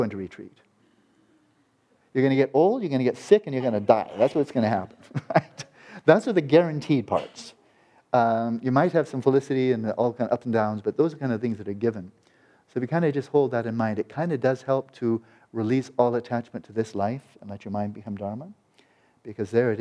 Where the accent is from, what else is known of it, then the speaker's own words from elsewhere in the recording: United States; an American boy